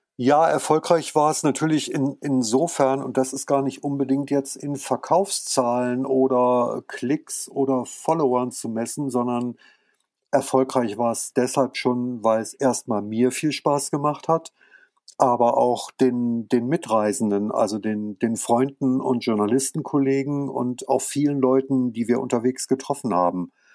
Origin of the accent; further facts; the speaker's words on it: France; also born or lived in near Hanover, Germany; now in Germany; ich bin ja in Frankreich geboren und da aufgewachsen